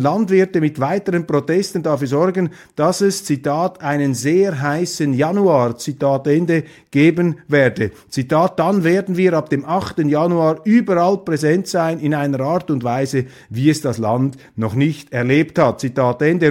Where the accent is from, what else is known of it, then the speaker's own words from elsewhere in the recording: Switzerland; wir Schweizer